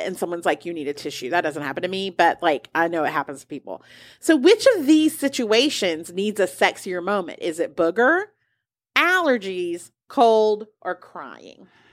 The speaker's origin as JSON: {"language": "English", "country": "United States"}